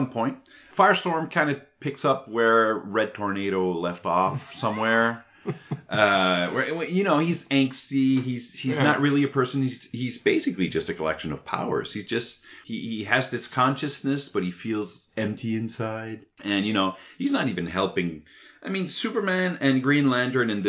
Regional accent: Canada; being Canadian

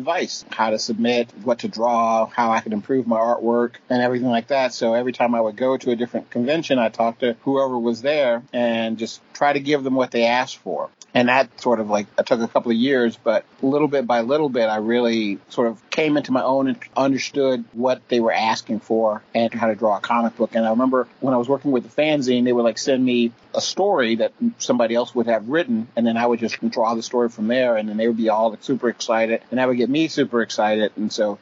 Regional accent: Atlanta, Georgia, United States; I was from Atlanta

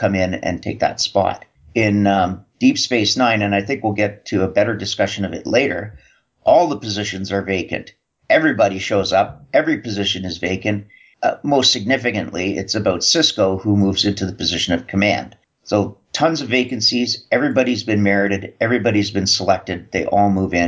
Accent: Canada; Being Canadian

